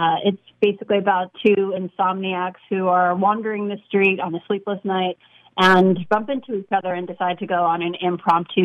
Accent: New York City, New York, United States; Born and raised in Brooklyn, like you said, went to NYU

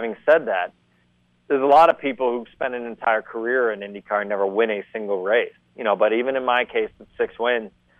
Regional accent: Columbus, Ohio, United States; I'm from Columbus, Ohio

